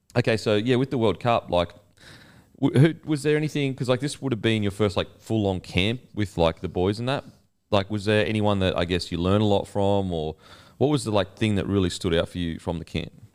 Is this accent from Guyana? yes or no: no; Australia; as an Aussie